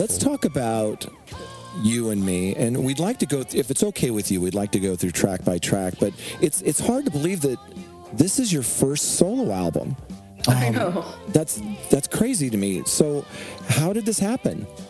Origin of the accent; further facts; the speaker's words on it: Seattle, Washington, United States; I grew up in the Seattle area too